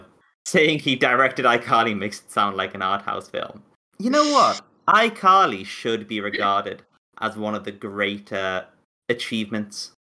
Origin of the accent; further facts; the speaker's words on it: United Kingdom; also born or lived in France / Serbia; So you can literally strip my British nationality away from me at any moment.